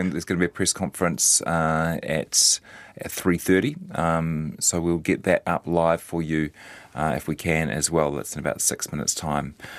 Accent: Hamilton, Waikato, New Zealand; also born or lived in Wellington; now in Auckland, New Zealand; I'm not from Auckland. I'm a Hamiltonian, spent a bit of time in Wellington

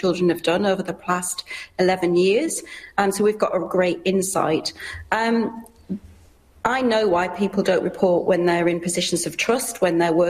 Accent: United Kingdom; moved away; you can hear from my accent, I'm from the UK

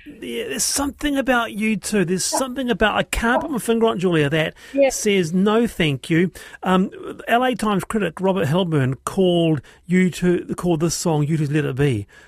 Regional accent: Auckland, New Zealand; also born or lived in South Island; I was born here, lived here, uh, I grew up in Monterey

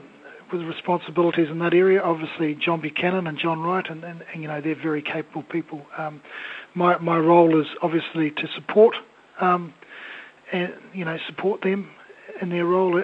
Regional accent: Gisborne, New Zealand; from a young lad growing up in Gisborne

